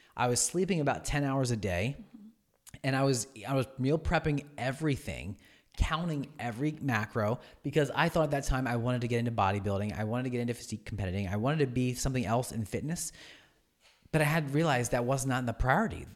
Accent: Oxford, Pennsylvania, United States; I grew up in Oxford. I went to Oxford, uh, for high school

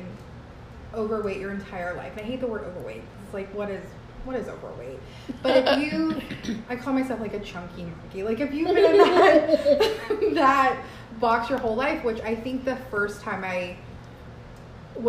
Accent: Austin, Texas, United States; now in San Antonio, United States; I'm from Austin, I'm 29 years

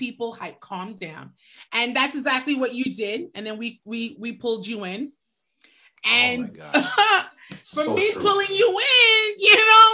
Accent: New York City, New York, United States; I was born in Brooklyn too

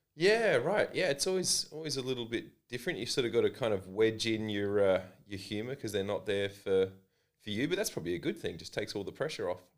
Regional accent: Adelaide, South Australia, Australia; this is my hometown

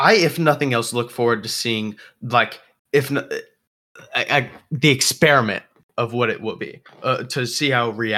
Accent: United States; we're American.

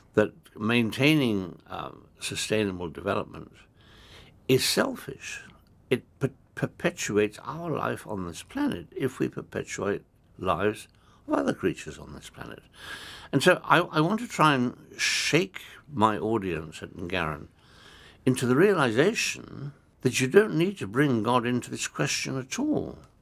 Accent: Kenya; I come from Africa. I come from a country that has got uh, a number of different religions

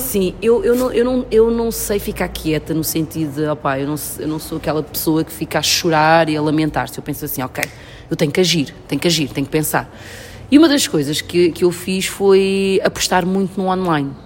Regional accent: Portugal; also born or lived in São Tomé and Príncipe; eu cresci na Europa, cresci em Portugal

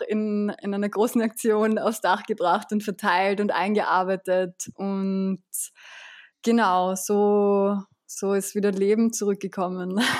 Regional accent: Vienna, Austria; ich bin geboren und aufgewachsen in Wien

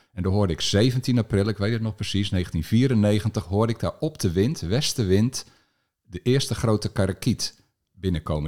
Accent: Alphen aan den Rijn, South Holland, Netherlands; Ik ben opgegroeid in Al van der Rijn, in een buitenwijk die, die toen eind jaren 60

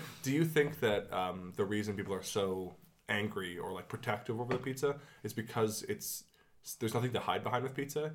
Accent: Canada; my hometown, Canada

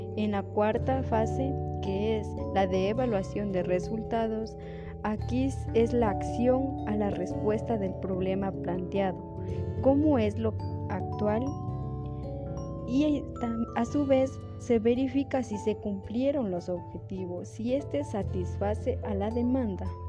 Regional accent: Celica, Loja, Ecuador; soy del Cantón Celica

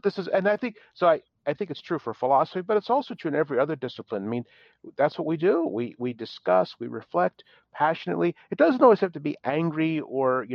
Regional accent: Philadelphia, Pennsylvania, United States; now in Dallas, United States; I'm from the Philadelphia area, which means that we did vacations in New Jersey.

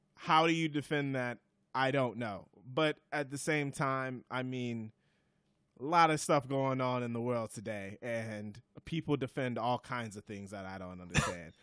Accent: Wisconsin, United States; I'm from Wisconsin

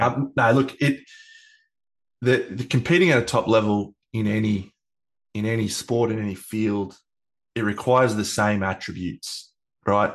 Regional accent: Australia; I'm Australian

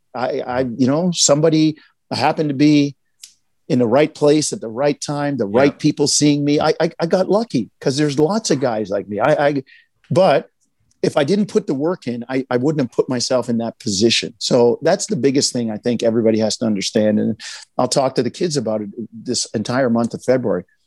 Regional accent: Jamaica; we're Jamaican.

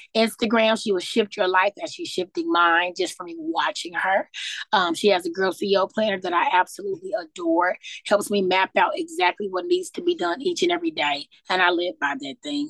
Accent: St. Louis, Missouri, United States; moved away as an adult; now in Louisville, United States; I was born and raised in St. Louis, Missouri

